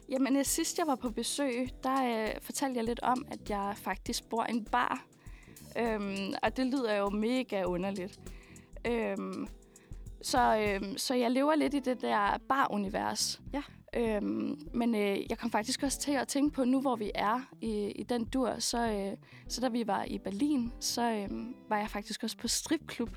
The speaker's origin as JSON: {"language": "Danish", "town": "Skælskør", "region": "Zealand", "country": "Denmark", "said": "jeg er fra Skelskør."}